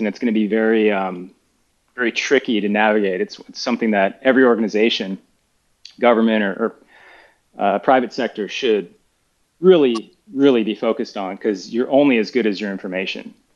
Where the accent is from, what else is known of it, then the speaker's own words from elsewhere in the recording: United States; moved away as an adult; I'm an American, by the way, ex ex uh, college fo- American football player